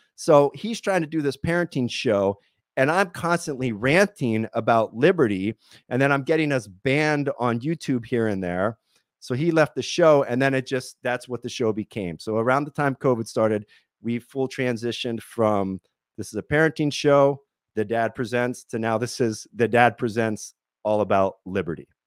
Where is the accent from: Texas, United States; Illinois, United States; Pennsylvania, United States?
Pennsylvania, United States; moved away as an adult; now in California, United States; I come from Pennsylvania, and then I spent about three years bouncing all over the country. I lived in about twenty-two states.